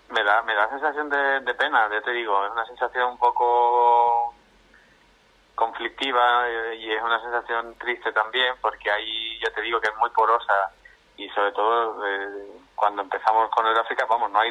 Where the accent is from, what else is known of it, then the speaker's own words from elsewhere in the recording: Spain; aunque somos la mayoría de mis compañeros somos españoles